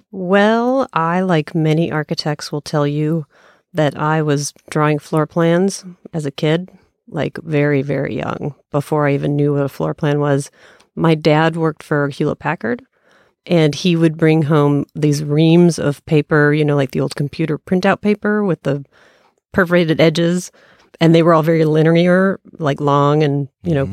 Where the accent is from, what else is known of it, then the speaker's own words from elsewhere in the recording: Colorado, United States; moved away as an adult; also born or lived in Kansas; I was from Colorado originally